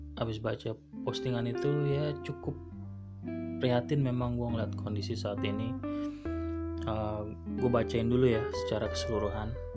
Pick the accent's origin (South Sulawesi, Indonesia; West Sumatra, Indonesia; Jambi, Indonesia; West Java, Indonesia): West Java, Indonesia; Bekasi